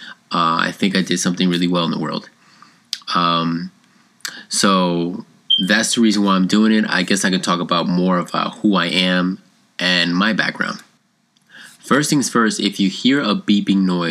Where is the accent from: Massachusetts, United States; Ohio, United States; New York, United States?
New York, United States; New York City; moved away as an adult; also born or lived in Colombia (parents); now in South Carolina, United States; I was born in Queens, New York, and I was raised there till I was about 17, 18-ish